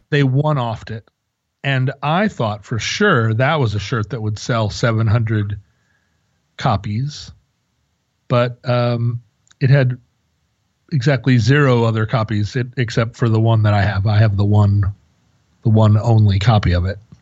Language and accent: English; Alaska, United States; we're from Alaska, so we just played hockey